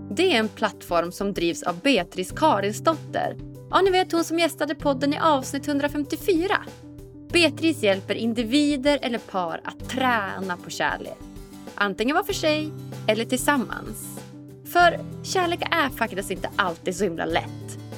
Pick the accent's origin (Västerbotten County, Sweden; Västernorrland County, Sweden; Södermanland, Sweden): Västerbotten County, Sweden; Umeå